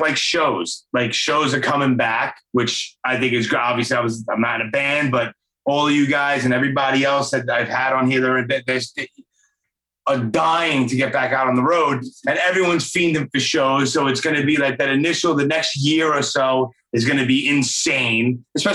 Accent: New York City, New York, United States; born and raised in Brooklyn

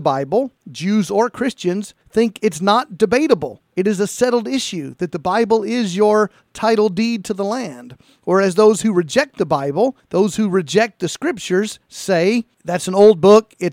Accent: United States; I as an American

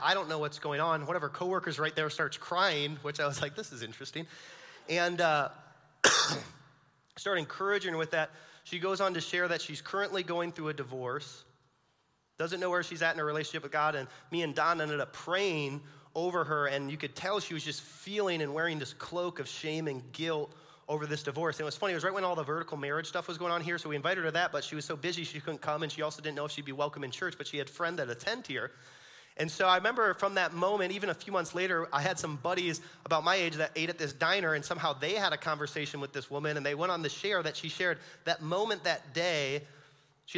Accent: Orion, Michigan, United States; we're from Orion

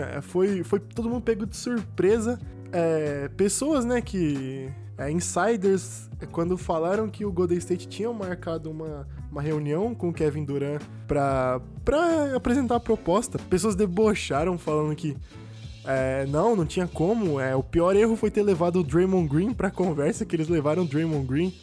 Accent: Cosmópolis, São Paulo, Brazil; eu sou de uma cidade do interior de São Paulo, chamada Cosmópolis

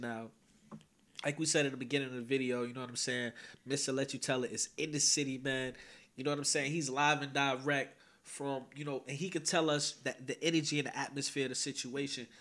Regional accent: Teaneck, New Jersey, United States; I'm from Teaneck, New Jersey, born and raised

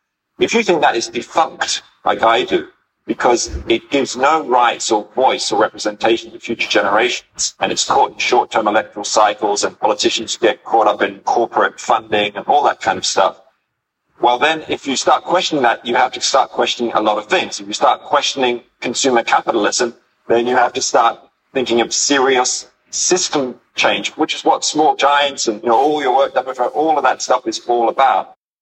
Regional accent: Sydney, New South Wales, Australia; I'm from Sydney

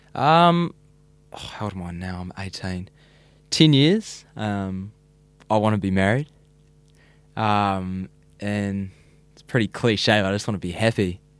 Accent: Whenuapai, Auckland, New Zealand; I grew up in Whenaupai, so it's a little, little, what would you call it, a little town in Whenaupai. Um, and I've been there all eighteen years of my life, same house

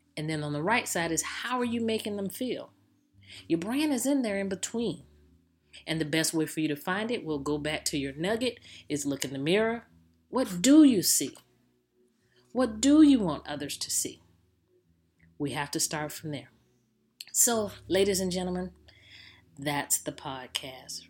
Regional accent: Jacksonville, Florida, United States; I'm from Jacksonville, Florida

